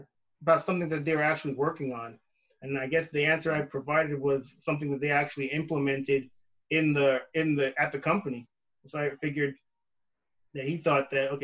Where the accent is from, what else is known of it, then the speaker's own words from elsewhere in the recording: Brampton, Ontario, Canada; moved away as an adult; now in California, United States; So I'm originally from Canada. I'm from a city called Brampton. It's a suburb of Toronto.